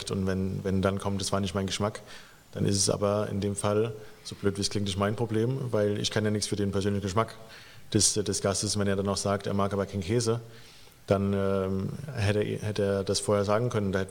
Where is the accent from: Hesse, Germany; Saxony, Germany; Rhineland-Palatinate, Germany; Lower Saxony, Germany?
Rhineland-Palatinate, Germany; Rot bei Stromberg; moved away; genau, ich bin auch in Rot bei Stromberg aufgewachsen, im Hunsrück und äh, das gehört ja dann auch natürlich zu, äh, zu Rheinland-Pfalz.